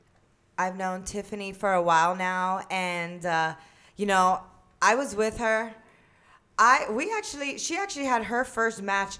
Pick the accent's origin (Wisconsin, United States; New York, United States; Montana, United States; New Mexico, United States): New York, United States; moved away as an adult; No, yeah, I moved from New York to Florida for college, and I went to college out there.